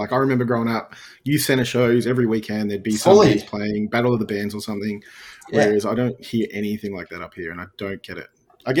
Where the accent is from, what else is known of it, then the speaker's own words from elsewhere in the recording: Melbourne, Victoria, Australia; moved away as an adult; now in Sydney, Australia; I grew up in Melbourne, moved up 2.5 years ago.